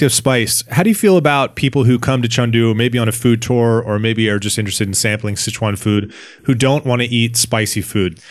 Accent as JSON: {"language": "English", "town": "Washington", "region": "District of Columbia", "country": "United States", "tie": "born or raised there", "said": "in my hometown in, um, Washington, D C"}